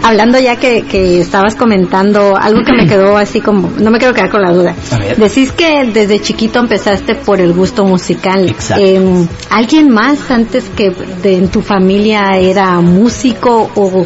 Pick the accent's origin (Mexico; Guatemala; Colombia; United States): Guatemala; Somos tres guatemaltecos